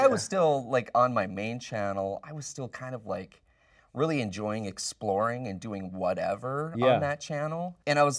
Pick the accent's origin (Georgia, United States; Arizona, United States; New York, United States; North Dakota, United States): North Dakota, United States; moved away as an adult; also born or lived in Riverside, California; I'm actually from North Dakota.